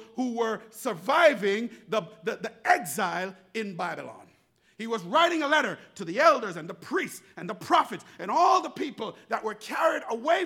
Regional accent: Jamaica; growing up in Jamaica, we used to drink water from the garden hose

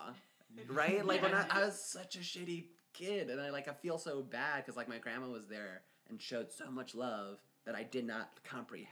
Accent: United States; I grew up here. I thought I was American before I was anything else

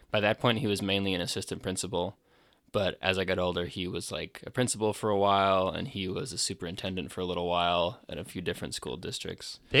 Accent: Maryland, United States; he ended up getting offered a new position back closer to where we grew up in Maryland.

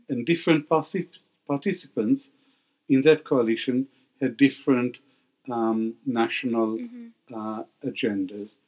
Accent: Israel; moved away as an adult; also born or lived in Baghdad, Iraq / Britain; now in United Kingdom; I grew up in Israel. I went to school in Israel.

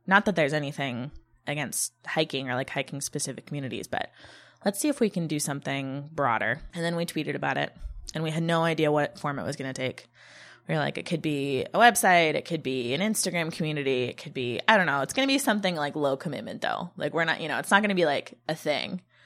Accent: Lake Tahoe, California, United States; I grew up in Tahoe, which is a skiing town

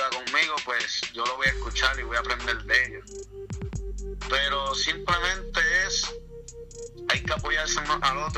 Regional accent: Puerto Rico; somos puertorriqueños

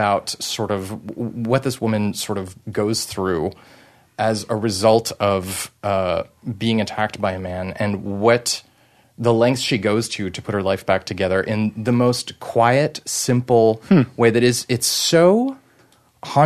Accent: Canada; I'm French Canadian.

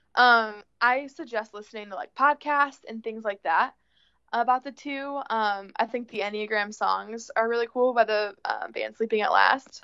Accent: Plano, Illinois, United States; moved away as an adult; now in Iowa, United States; I'm originally from Plano, Illinois, Plano. small town. Yeah, Plano Games. Uh small town southwest of Chicago. Um I came to Iowa when I for college

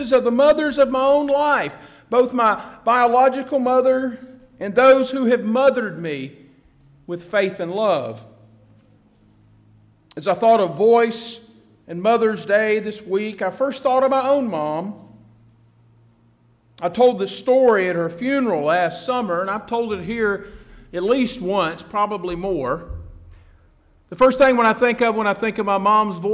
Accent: Atlanta, Georgia, United States; my hometown of Atlanta

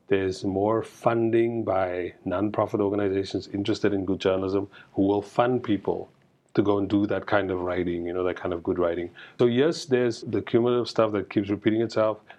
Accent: Cape Town, Western Cape, South Africa; I'm from Cape Town. My parents are like working class

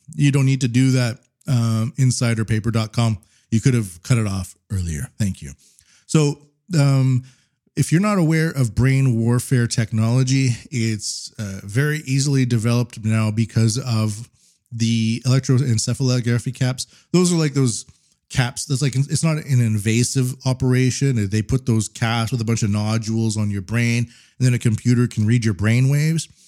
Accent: Canada; now in Japan; I'm Canadian

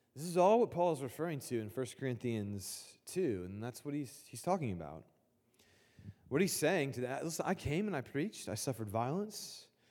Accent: Indianapolis, Indiana, United States; I grew up in Indianapolis

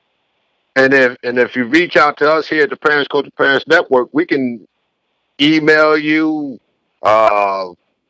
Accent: New Haven, Connecticut, United States; moved away; when I grew up in New Haven, there was only three high schools

